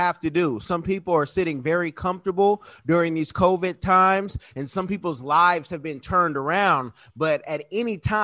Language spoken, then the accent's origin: English; Oakland, California, United States; I'm from Oconda.